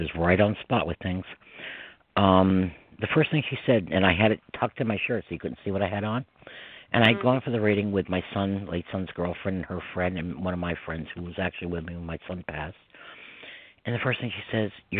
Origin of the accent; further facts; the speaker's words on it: Westchester, New York, United States; accent: New York; somebody like me from Westchester